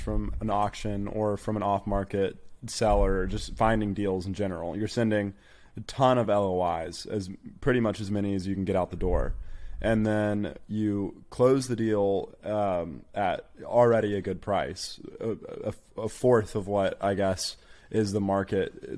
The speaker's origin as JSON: {"language": "English", "town": "Birmingham", "region": "Alabama", "country": "United States", "tie": "born or raised there", "lives_now": "Tuscaloosa, United States", "said": "I'm in Tuscaloosa, Alabama, born and raised in Birmingham, Alabama"}